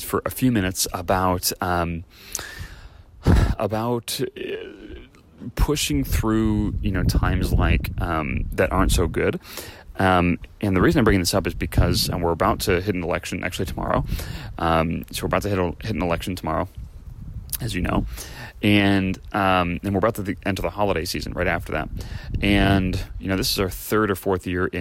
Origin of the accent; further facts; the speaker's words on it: Chicago, Illinois, United States; now in California, United States; I grew up in Chicago